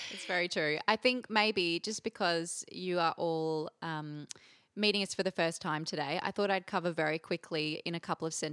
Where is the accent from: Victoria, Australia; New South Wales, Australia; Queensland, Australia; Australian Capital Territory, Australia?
Queensland, Australia; Brisbane; I hail from Brisbane.